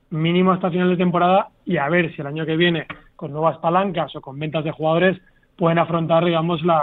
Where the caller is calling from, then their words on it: Fuenlabrada, Community of Madrid, Spain; de Fuenlabrada.